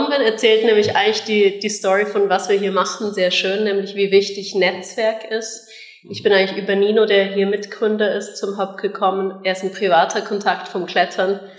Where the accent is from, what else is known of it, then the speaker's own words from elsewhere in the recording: Munich, Bavaria, Germany; moved away as an adult; now in Bern, Switzerland; Wie man hört, keine Bernerin, äh, sondern ich bin eigentlich ursprünglich aus München und bin mit 18 dann in die Schweiz gezogen